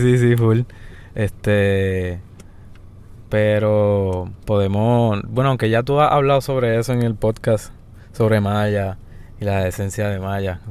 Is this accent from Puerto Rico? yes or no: yes; Yauco, Puerto Rico; also born or lived in Guayanilla; Yo nací en Yauco.